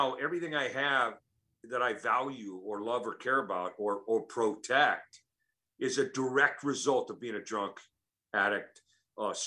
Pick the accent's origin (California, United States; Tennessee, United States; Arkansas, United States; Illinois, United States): California, United States; Oakland; I was born and raised in Oakland, okay. California